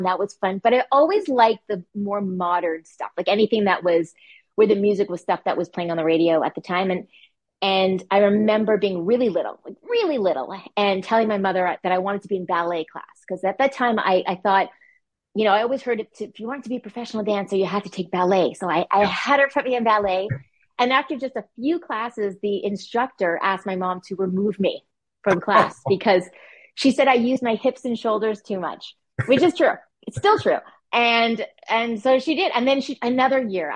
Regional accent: Montreal, Quebec, Canada; moved away as an adult; also born or lived in Vancouver; now in Toronto, Canada; I'm from Montreal, Quebec, Canada, which was a really fun place to grow up, actually

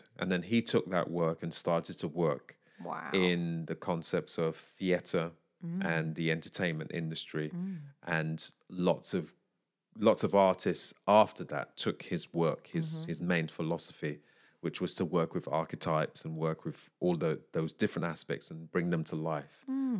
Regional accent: Syria; they know that I'm from Syria.

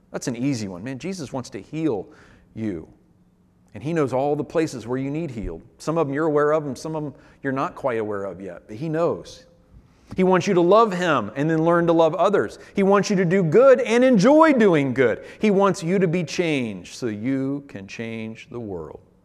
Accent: United States; as an American pastor in twenty twenty-one

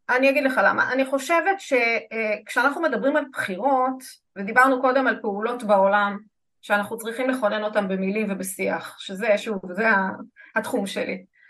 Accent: Israel; אני כישראלית

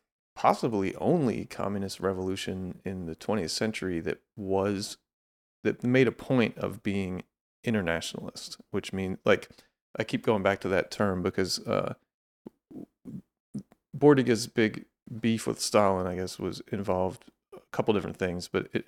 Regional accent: Pennsylvania, United States; now in Los Angeles, United States; Yeah, it was kind of in the process of turning from like a lot of Mennonite farms where I grew up to kind of sprawl of Philadelphia by the time I left.

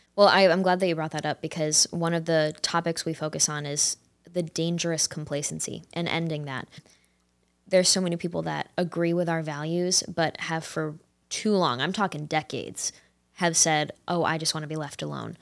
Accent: upstate New York, United States; I grew up in upstate New York

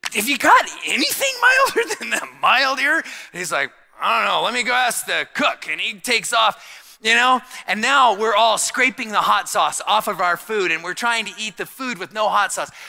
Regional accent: Tucson, Arizona, United States; I'm from Tucson

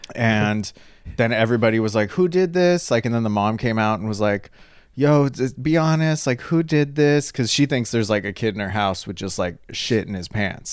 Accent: Catalina Island, California, United States; I grew up on Catalina Island, and I'd say it's, like, eighty-nine percent Hispanic

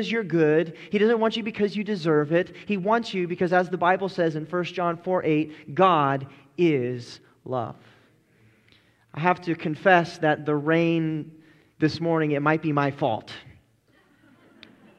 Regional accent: Colorado, United States; I grew up in Colorado, and so I'm very used to Western culture

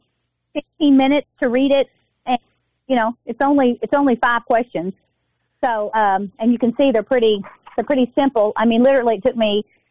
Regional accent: Sherwood, Arkansas, United States; moved away as an adult; now in Conway, United States; I was raised in Sherwood, Arkansas.

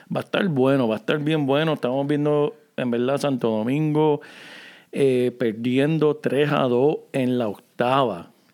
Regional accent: Corozal, Puerto Rico; del pueblo donde yo me crié en Puerto Rico

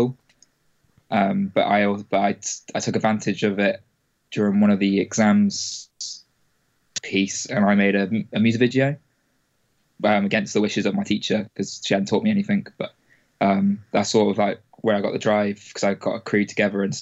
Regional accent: Wales, United Kingdom; moved away as an adult; also born or lived in England / Bristol; I spent about 10 years in Wales until I was 18, and I came back to England to do my studies in Bristol

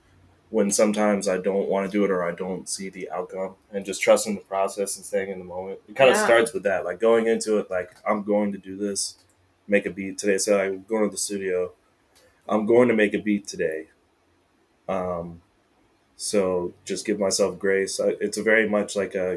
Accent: Florence, Alabama, United States; now in Seattle, United States; Born and raised in Alabama

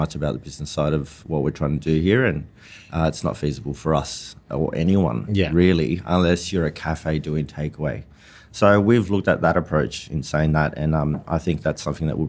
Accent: Australia; also born or lived in Sydney, Australia; now in Burleigh Heads, Australia; being Aussie

